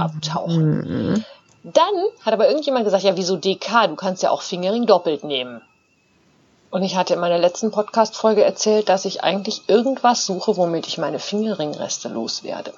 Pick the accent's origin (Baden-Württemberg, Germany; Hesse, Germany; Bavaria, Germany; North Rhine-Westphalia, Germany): North Rhine-Westphalia, Germany; now in Münsterland, Germany; in Ostwestfalen, wo ich herkomme